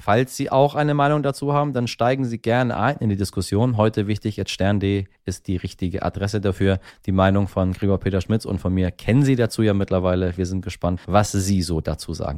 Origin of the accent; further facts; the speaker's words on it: Iran; unser eins als Iraner